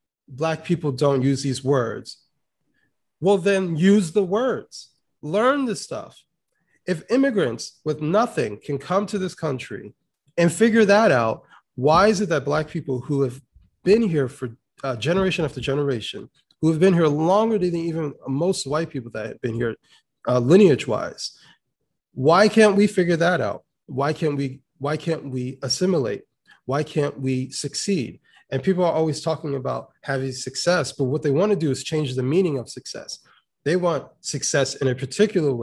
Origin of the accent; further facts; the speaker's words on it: United States; I, as an American